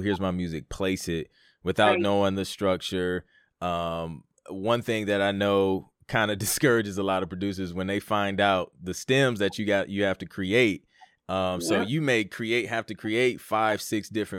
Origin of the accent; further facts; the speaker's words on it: Toledo, Ohio, United States; I'm from Toledo, Ohio. Like, there's no like music scene there